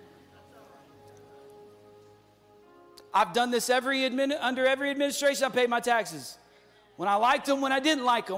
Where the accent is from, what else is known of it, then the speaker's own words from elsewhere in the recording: United States; as American Christians